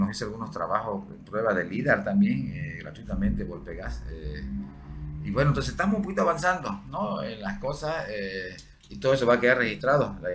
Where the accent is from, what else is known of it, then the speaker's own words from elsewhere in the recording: Santa Cruz, Bolivia; tenemos que {S1} ahorita tratar de proteger lo que más podamos hasta que efectivamente logremos como cruceños consolidar eh, una educación de arqueología.